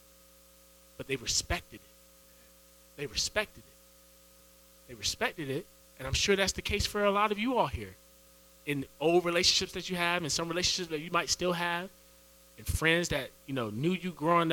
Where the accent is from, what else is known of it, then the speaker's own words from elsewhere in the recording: Edenton, North Carolina, United States; moved away as an adult; also born or lived in Raleigh, North Carolina; Ended up having to leave my hometown to move to Raleigh. So I'm from Edenton